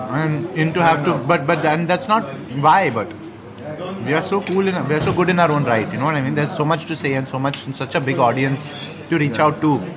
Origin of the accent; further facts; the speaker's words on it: India; I'm often mistaken for not being Indian in a lot of European countries